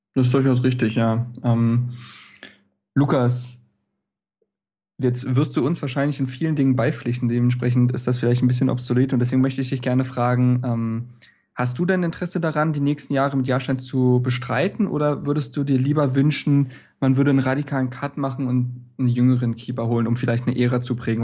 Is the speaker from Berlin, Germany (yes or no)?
yes; Berlin, Germany; als Berliner